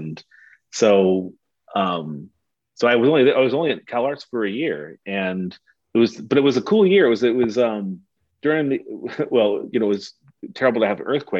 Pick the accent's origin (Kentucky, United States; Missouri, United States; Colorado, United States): Missouri, United States; St. Louis; I'm from St. Louis. I'm from the Midwest.